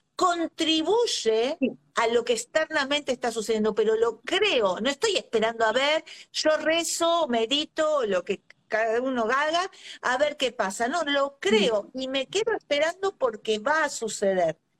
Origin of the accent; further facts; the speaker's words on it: Argentina; soy argentina